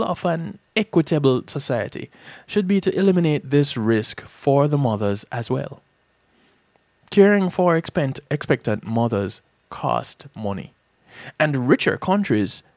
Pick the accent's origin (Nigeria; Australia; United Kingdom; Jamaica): Jamaica; moved away; Growing up in Jamaica